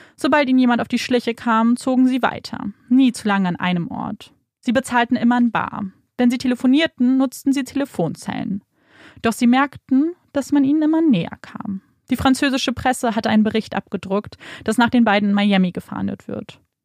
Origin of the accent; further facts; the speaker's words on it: Germany; bei uns in Deutschland